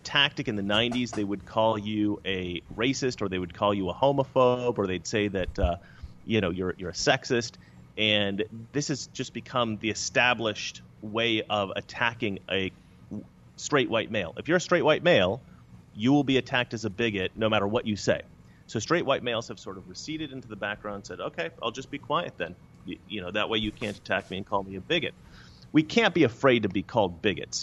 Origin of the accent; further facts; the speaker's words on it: Oregon, United States; now in Los Angeles, United States; Growing up in Oregon